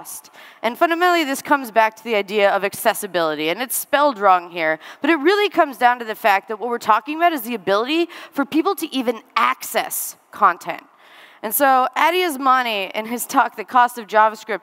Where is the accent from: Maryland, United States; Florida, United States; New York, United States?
New York, United States; moved away; I'm originally from New York